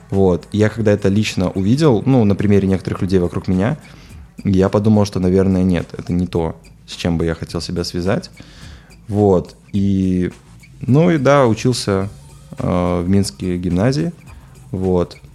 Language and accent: Russian; Minsk, Belarus; я родился в минске вот и всю жизнь собственно жил в минске вот абсолютно, мне кажется, хорошее и замечательное там детство.